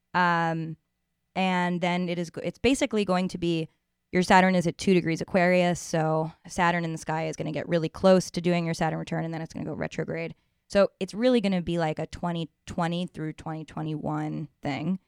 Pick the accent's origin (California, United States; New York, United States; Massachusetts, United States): New York, United States; From one New Yorker to another